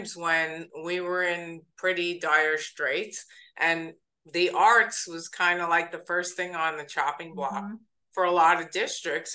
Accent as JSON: {"language": "English", "region": "East Coast", "country": "United States", "tie": "born or raised there", "moved": "yes", "said": "I'm from the East Coast"}